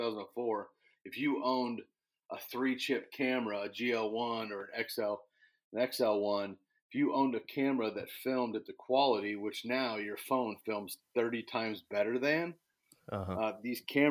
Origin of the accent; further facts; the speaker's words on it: Illinois, United States; I was born and raised in Illinois, chasing big bucks and ducks all over the cornfields here in Illinois